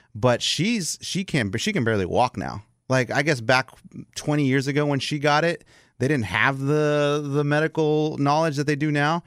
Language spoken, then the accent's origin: English; Texas, United States; I am American, four generations here in Texas.